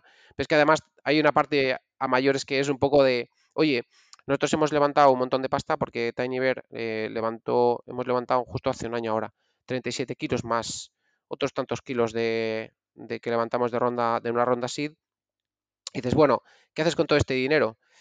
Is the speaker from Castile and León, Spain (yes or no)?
yes; Valladolid, Castile and León, Spain; es donde yo soy de Valladolid